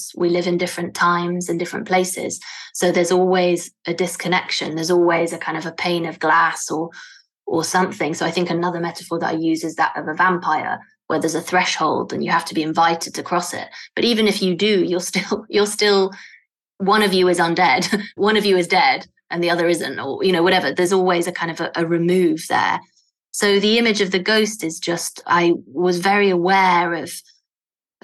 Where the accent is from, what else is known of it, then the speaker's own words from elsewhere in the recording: Italy; moved away; I am Italian too